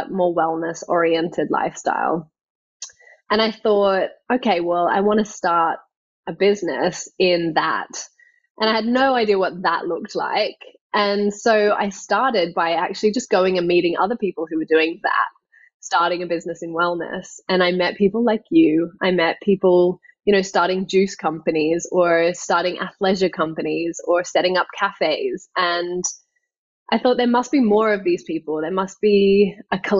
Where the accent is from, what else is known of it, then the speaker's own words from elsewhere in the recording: Australia; moved away as an adult; now in London, United Kingdom; growing up in Australia